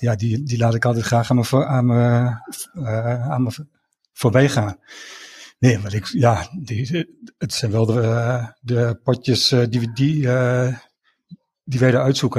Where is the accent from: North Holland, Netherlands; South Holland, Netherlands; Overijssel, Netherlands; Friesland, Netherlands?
Overijssel, Netherlands; Enschede; 45 jaar, ik kom ook uit Enschede, getrouwd, drie kinderen.